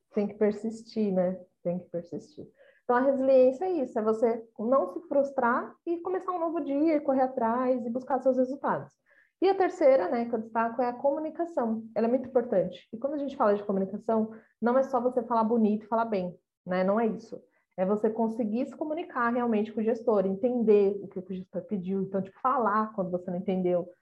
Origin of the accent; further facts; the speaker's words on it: Brazil; nós como brasileiros